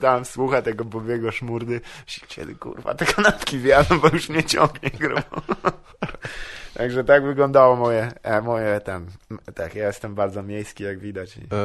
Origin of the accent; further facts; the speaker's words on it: Wrocław, Lower Silesian Voivodeship, Poland; also born or lived in Psary; Ja jestem z Wrocławia. Y, tam się urodziłem i tam też się wychowałem większą część swojego życia, a potem się przeprowadziłem do Psar